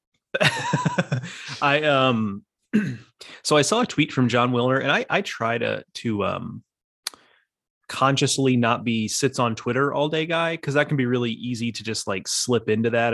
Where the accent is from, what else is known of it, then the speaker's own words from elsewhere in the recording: Texas, United States; I grew up in Texas